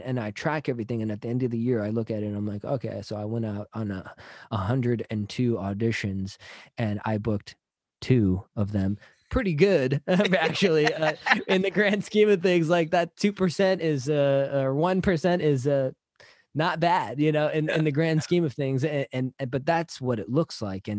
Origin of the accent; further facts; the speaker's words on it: San Jose, California, United States; now in Los Angeles, United States; I'm from the Bay Area, San Jose